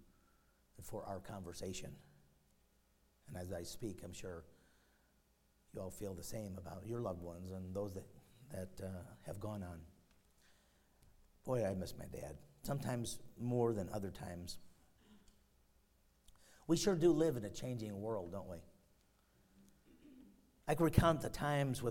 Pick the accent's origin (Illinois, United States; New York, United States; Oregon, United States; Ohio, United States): Illinois, United States; Chicago; The one I grew up in and in Chicago